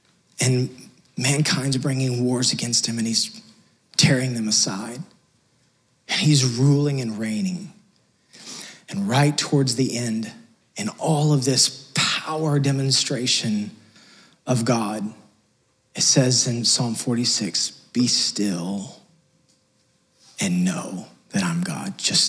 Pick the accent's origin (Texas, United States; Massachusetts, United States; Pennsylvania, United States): Texas, United States; Sorry, we came from West Texas. It just doesn't do that out there. So I'm still trying to get used to it. 5 years later.